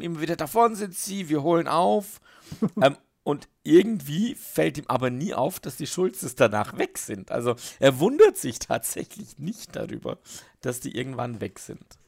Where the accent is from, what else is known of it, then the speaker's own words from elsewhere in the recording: Switzerland; ich bin nicht so als Schweizer mit deutschen Worten nicht so bewandert